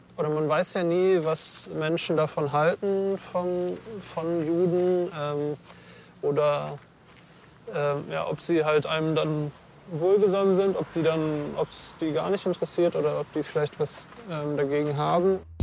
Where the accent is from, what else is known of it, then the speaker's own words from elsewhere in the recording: Germany; ich bin äh, hier geboren, ähm, ich bin Deutscher